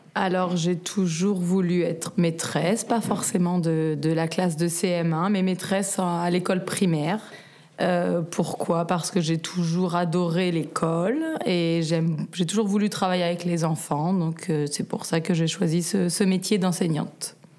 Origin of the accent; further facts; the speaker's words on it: Paris, Île-de-France, France; moved away as an adult; now in Sausalito, United States; Je suis né à Paris